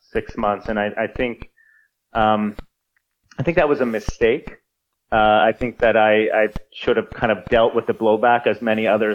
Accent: Sweden; moved away; also born or lived in Canada / United States; I'm a Swedish citizen. I was born there. I grew up there

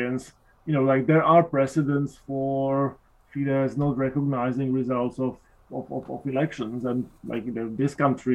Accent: Slovakia; moved away; I'm originally from Slovakia

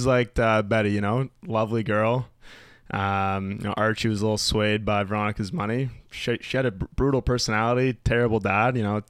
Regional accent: Toronto, Ontario, Canada; I'm from Toronto, Ontario.

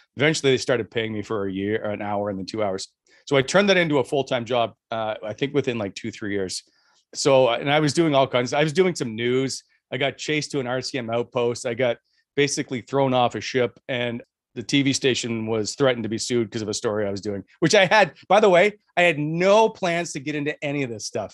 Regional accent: Fredericton, New Brunswick, Canada; moved away as an adult; also born or lived in Halifax / Montreal / Ottawa; I'm from Fredericton. I used to do basically Rogers Cable. It was Fundy Cable in Ha-, in Fredericton for, uh, high school basketball when I was in high school

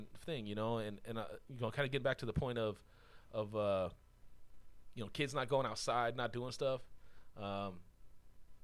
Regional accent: Buena Park, California, United States; I grew up in Buena Park.

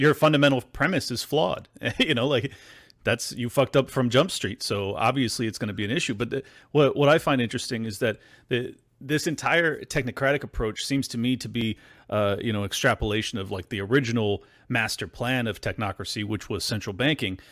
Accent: United States; I am an American

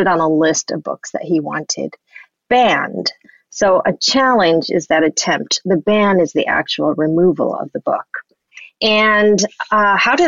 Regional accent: Southern California, United States; I grew up in Southern California

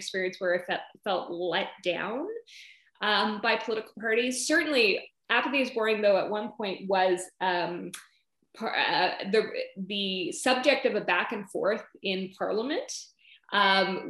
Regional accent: the Yukon, Northern Saskatchewan, Canada; moved away; I grew up in Northern Saskatchewan, the Yukon, and really saw firsthand the realities of young people in Canada's north

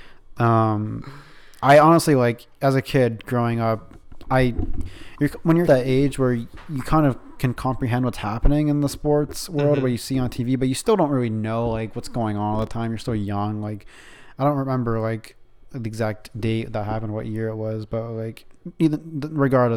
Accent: Canada; we're from Canada

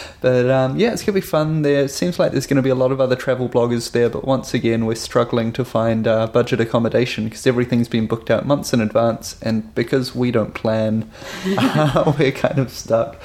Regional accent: New Zealand; coming from New Zealand

